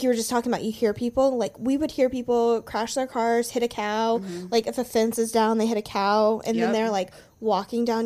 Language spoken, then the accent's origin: English; Okarche, Oklahoma, United States; I'm from Okarchee, Oklahoma.